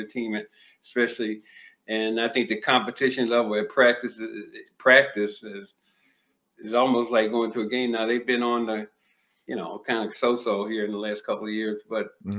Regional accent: Maryland, United States; moved away; also born or lived in Miami / Minnesota; I grew up in Maryland, so we had some snow

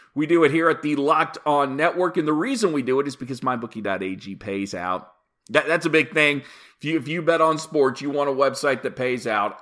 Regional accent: Oklahoma City, Oklahoma, United States; the Oklahoma City Thunder came along because my hometown finally had an NBA team

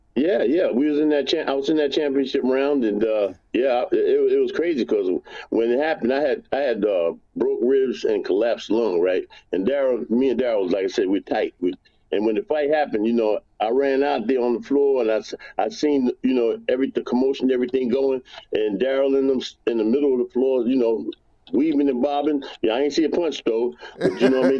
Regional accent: New York City, New York, United States; I'm from New York, from Brooklyn

